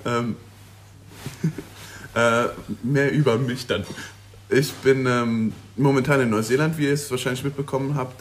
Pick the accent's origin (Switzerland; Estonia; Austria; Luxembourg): Luxembourg; moved away as an adult; also born or lived in Aberdeen, Scotland; now in New Zealand; ich komme aus Luxemburg